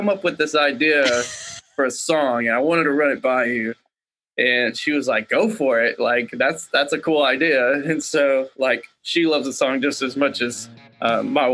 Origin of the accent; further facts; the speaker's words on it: Waco, Texas, United States; my hometown in Waco